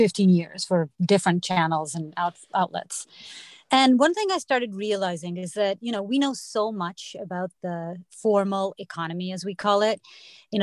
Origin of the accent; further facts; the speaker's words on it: Portugal; moved away as an adult; now in United States; I grew up in Portugal